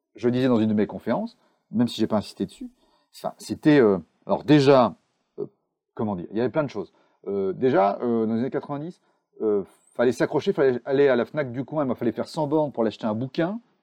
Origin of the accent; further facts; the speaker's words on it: Charente, Nouvelle-Aquitaine, France; moved away as an adult; now in Bordeaux, France; je suis bordelais, mais je suis charentais d'origine. J'ai traversé le monde et fait 100 km pour partir de chez mes parents pour aller à Bordeaux